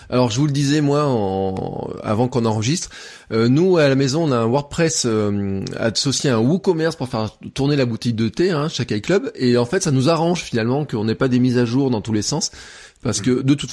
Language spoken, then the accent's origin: French; Auvergne-Rhône-Alpes, France; qui est pas tout à fait la France, qui est une partie de la France un peu spéciale, euh, on est presque indépendant, vous savez, nous, dans notre euh, état d'esprit.